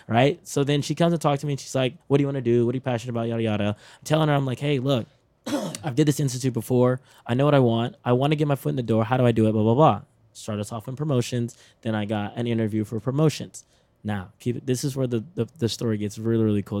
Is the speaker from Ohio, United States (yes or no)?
no; Texas, United States; I'm from Texas